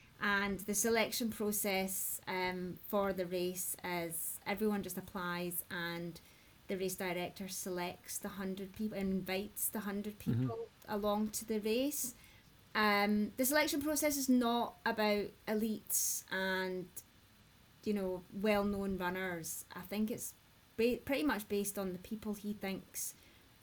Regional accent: Scotland, United Kingdom; I'm Scottish, I'm ginger

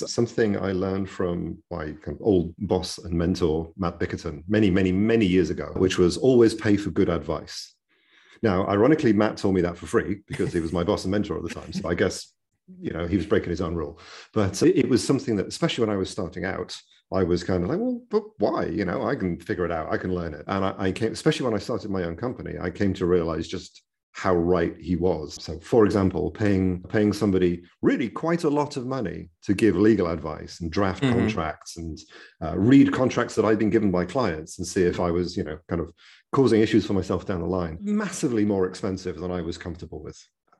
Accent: United Kingdom; accent: British; now in California, United States; Well, having a British accent definitely helps

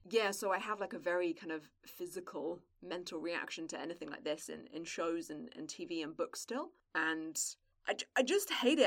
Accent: England, United Kingdom; But it's very far away from the bit of England that I'm from, and I'm like a country bumpkin.

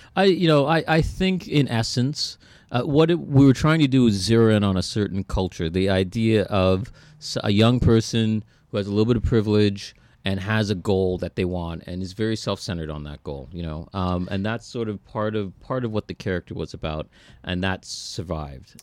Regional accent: Toronto, Ontario, Canada; we're from Scarborough

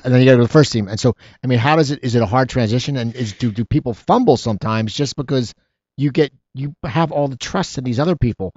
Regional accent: Philadelphia, Pennsylvania, United States; I grew up in Philadelphia.

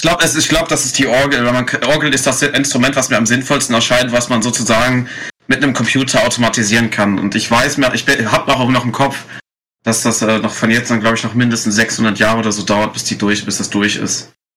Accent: near Cologne, North Rhine-Westphalia, Germany; ich komme aus der Nähe Köln

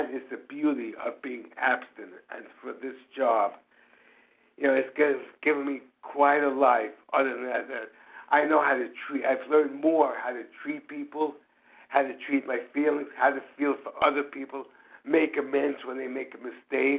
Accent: New York City, New York, United States; I'm from New York City

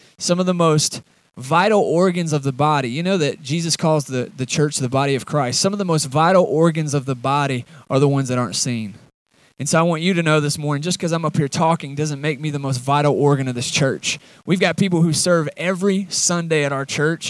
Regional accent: Atlanta, Georgia, United States; now in Watauga, United States; I'm from Atlanta originally.

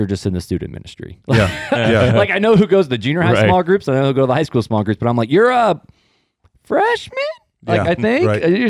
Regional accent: Hammond, Indiana, United States; also born or lived in Highland, Indiana; I'm originally from Northwest Indiana, from the armpit.

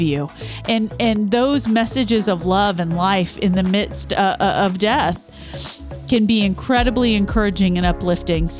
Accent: Midwest, United States; we grew up in the Midwest

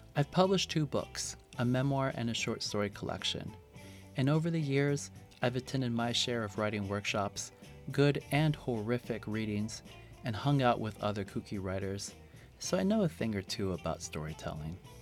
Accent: Fremont, California, United States; born or raised there; also born or lived in Guadalajara, Mexico

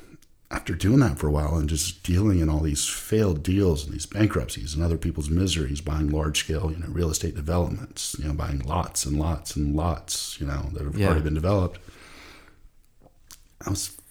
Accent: Jacksonville, Florida, United States; You know, long story short, I grew up in Jacksonville, Florida, went to school at Florida State

